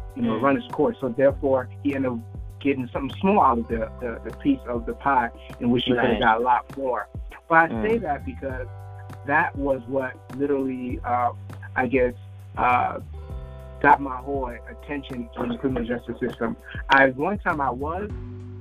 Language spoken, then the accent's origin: English; Liberia; now in United States; I'm originally from Liberia